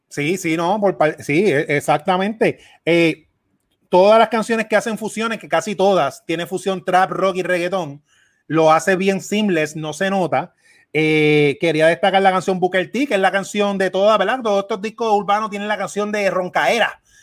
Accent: Puerto Rico; Mar y yo somos dos puertorriqueños, yo aquí en Puerto Rico

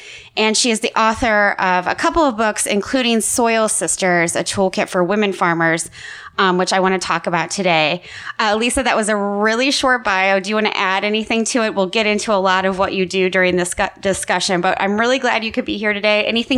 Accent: Midwest, United States; I'm also from the Midwest.

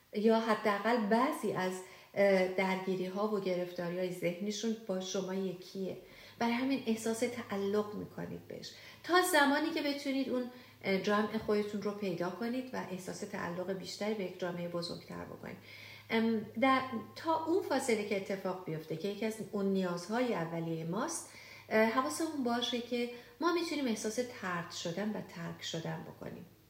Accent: Iran; moved away; وقتی که ما ایرانی هستیم بیشتر ماها با این مواجه شدیم که توی شرایط پر استرس بزرگ شدیم

